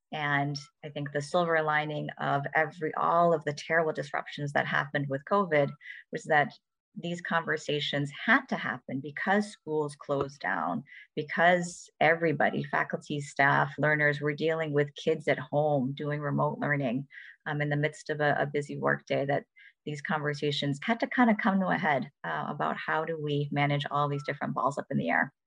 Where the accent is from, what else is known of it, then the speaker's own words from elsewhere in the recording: Ann Arbor, Michigan, United States; I was born and raised in Ann Arbor